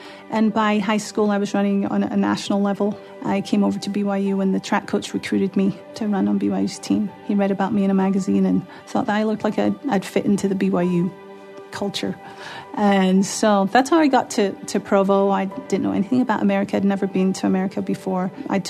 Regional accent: Glasgow, Scotland, United Kingdom; also born or lived in London; I was born in London. But a few months later, we moved up to Glasgow, to Scotland. And that's where I actually grew up my whole life.

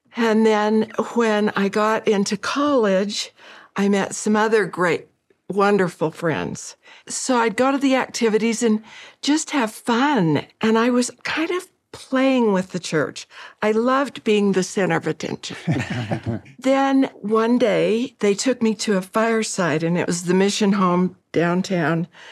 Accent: Utah, United States; I grew up in Utah with great friends

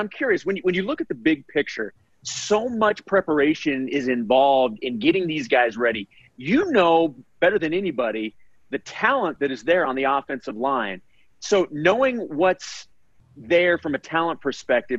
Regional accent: Kansas City, United States; moved away; We're both originally from Kansas City

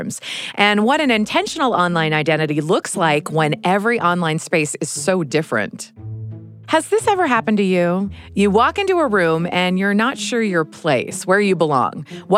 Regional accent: United States; moved away as an adult; also born or lived in England

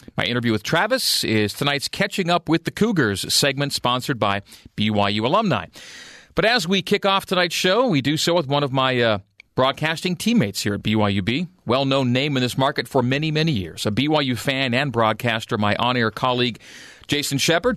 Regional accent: Canada; now in Utah, United States; a born and raised native Canadian

